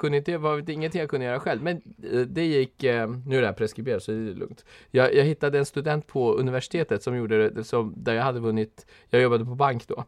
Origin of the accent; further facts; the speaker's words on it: Stockholm, Stockholm County, Sweden; sen är jag uppvuxen i Husby